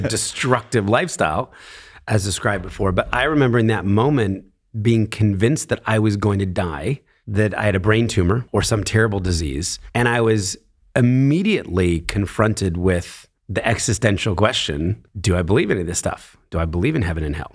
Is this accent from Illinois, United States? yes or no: no; Philadelphia, Pennsylvania, United States; born in Philadelphia, a very middle class family.